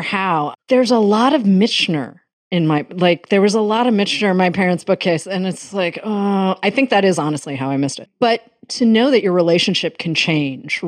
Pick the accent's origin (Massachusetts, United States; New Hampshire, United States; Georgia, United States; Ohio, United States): Massachusetts, United States; growing up in Massachusetts